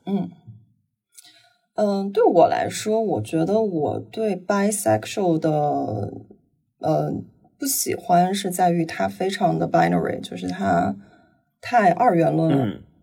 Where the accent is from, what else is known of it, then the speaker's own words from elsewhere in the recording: Northeast China, China; also born or lived in London; now in Shanghai, China; 我是生在东北，然后，呃，之前在伦敦生活过五年，然后现在被死在上海